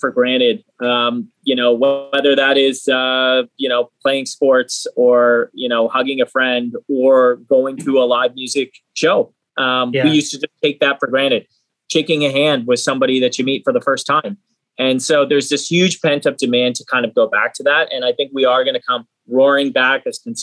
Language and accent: English; Hamilton, Ontario, Canada; I grew up in Hamilton as well